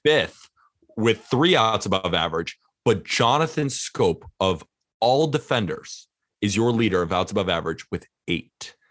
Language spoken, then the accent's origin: English; California, United States; I'm from California